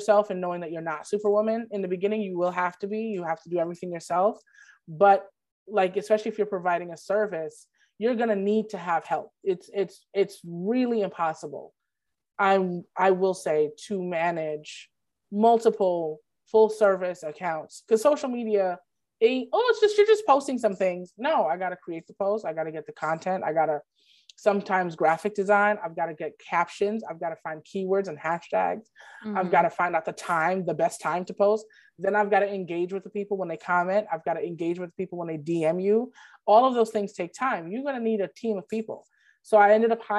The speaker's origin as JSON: {"language": "English", "town": "Brooklyn", "region": "New York", "country": "United States", "said": "I am from Brooklyn"}